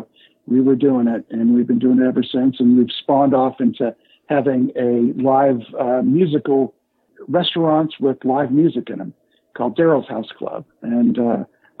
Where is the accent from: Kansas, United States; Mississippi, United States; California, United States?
California, United States; Los Angeles; I started growing up in California, out in the San Fernando Valley and Hollywood area